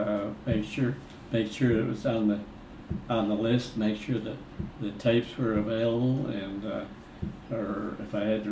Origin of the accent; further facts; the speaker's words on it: Syracuse, New York, United States; moved away as an adult; also born or lived in Rochester, New York; I was born in Syracuse